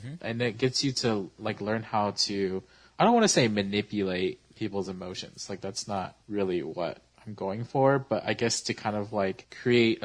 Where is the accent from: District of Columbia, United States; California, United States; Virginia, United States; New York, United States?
California, United States; Sacramento; I was a youth leader in my church that I grew up in Sacramento